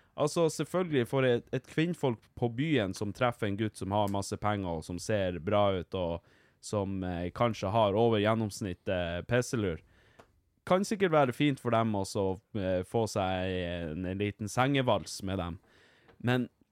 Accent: Vardø, Finnmark, Norway; jeg er fra Vardø

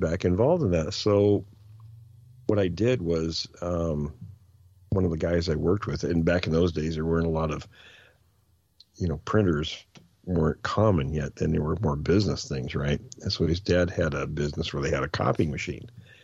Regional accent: near Mount Rainier in Washington, United States; I grew up near Mount Rainier in Washington

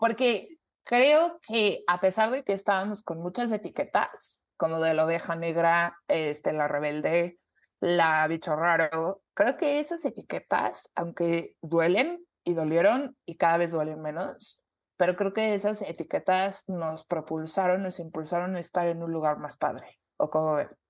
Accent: Mexico; somos mexicanas, porque hablamos español

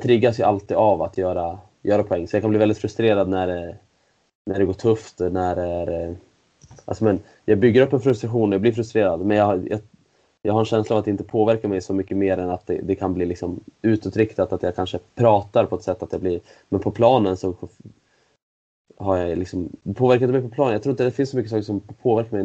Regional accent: Sweden; also born or lived in Switzerland; som svensk innebandyspelare i, i SSL

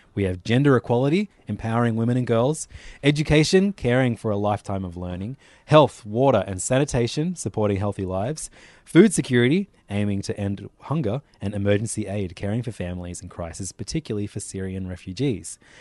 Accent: Australia; as an Australian

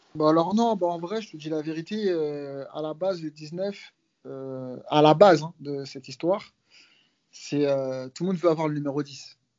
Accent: France; nous, les Français

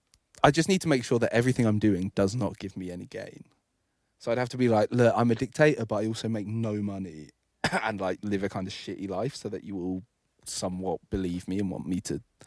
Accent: England, United Kingdom; I'm English.

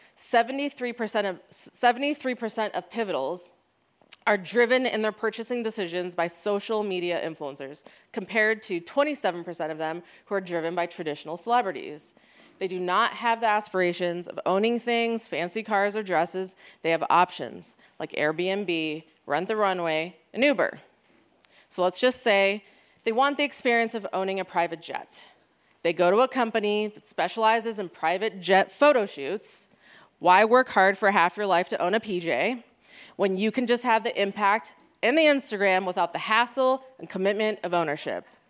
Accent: United States; me being an Iranian American, first generation

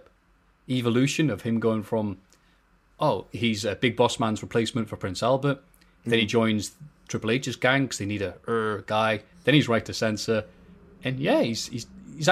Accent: Liverpool, North West England, United Kingdom; accent: Liverpudlian; my Liverpoolian accent

